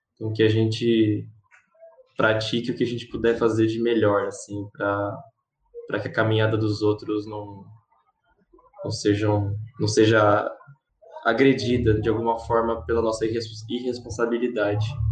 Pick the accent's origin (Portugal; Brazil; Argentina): Brazil; also born or lived in São Paulo; eu sou brasileiro